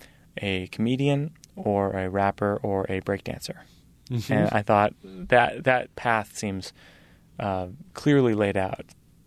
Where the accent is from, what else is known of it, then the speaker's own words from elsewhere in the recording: Massachusetts, United States; I grew up in Massachusetts where Larry Bird was the hero